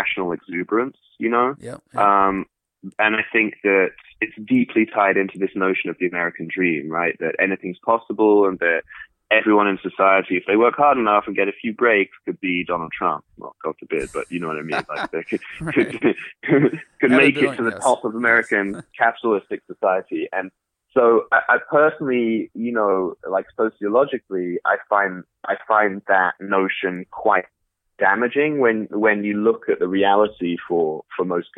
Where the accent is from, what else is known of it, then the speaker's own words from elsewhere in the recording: London, United Kingdom; moved away as an adult; also born or lived in Paris / Berlin; now in Silicon Valley, United States; I lived in Paris, I lived in Berlin, I grew up in London